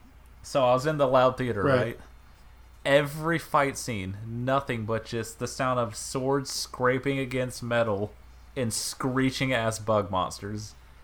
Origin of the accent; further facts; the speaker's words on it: the South, United States; I'm from the South.